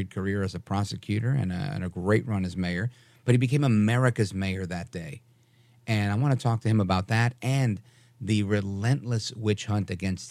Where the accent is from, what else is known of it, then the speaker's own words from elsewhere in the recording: New York City, New York, United States; now in North Jersey, United States; I was born in Brooklyn, New York. I live in North Jersey now